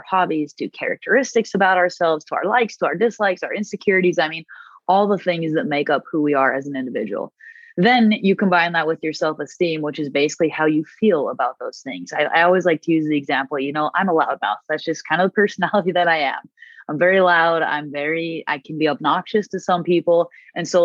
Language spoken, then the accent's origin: English; Murray, Utah, United States; I grew up in Murray. I love Utah